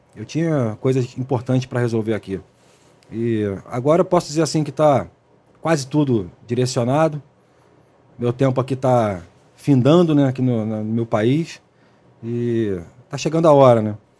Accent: Rio de Janeiro, Brazil; also born or lived in Baixada Fluminense; da época que era nascido e criado ali na Zona Oeste

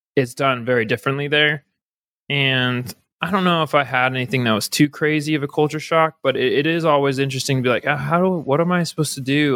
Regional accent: Napa, California, United States; moved away as an adult; also born or lived in Flagstaff, Arizona / Netherlands / South Korea; I grew up in California in, in a place called Napa

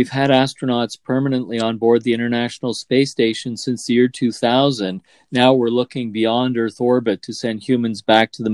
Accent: Canada; as a Canadian astronaut

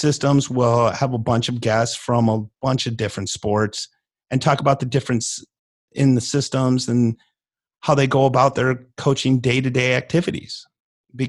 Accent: Illinois, United States; now in North Texas, United States; I am from Illinois, but I've been in North Texas here for off and on 25 years.

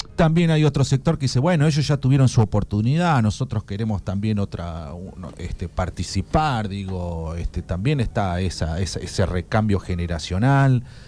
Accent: Puan, Buenos Aires Province, Argentina; yo soy de Puan

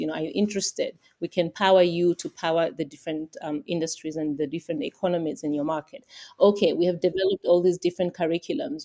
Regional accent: Tanzania; I'm from Tanzania

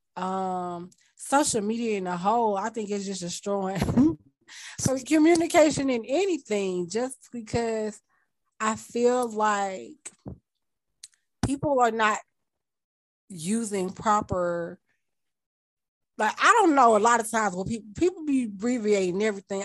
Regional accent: Mississippi, United States; I was from Mississippi

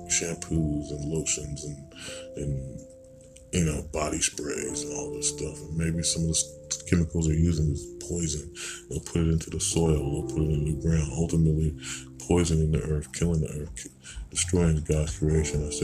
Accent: United States; being American and you're dealing with Caucasians and you're a different race.

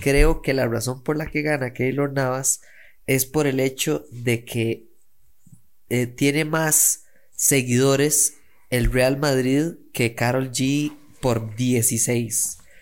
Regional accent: Costa Rica; soy un mae de Costa Rica

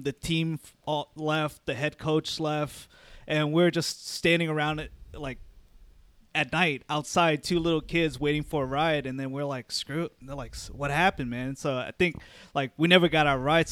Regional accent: Arlington, United States; growing up in Arlington

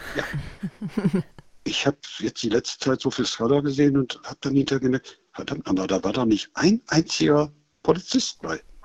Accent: Germany; wir sind Deutsche.

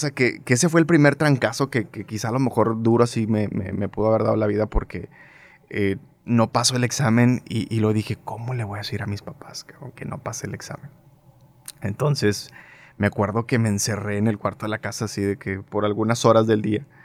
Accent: Monterrey, Nuevo León, Mexico; Sí, 100% regio. Nacido aquí

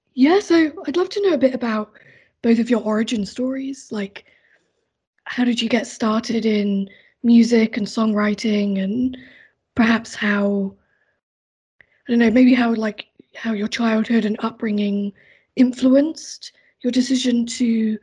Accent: Hampshire, South East England, United Kingdom; now in Sydney, Australia

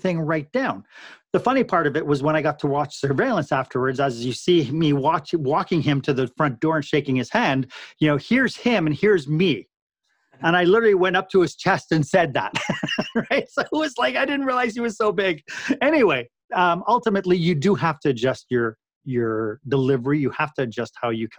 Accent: Canada; we're Canadian

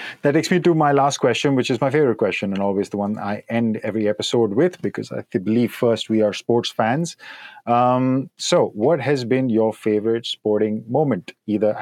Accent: India; now in Berlin, Germany; I grew up in India

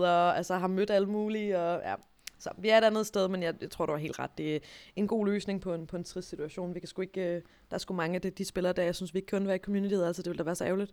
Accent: Denmark; jeg som dansker

